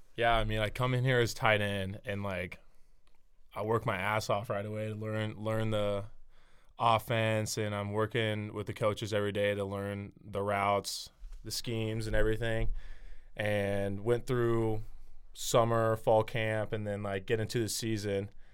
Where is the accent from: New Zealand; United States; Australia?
United States; Nebraska; growing up in Nebraska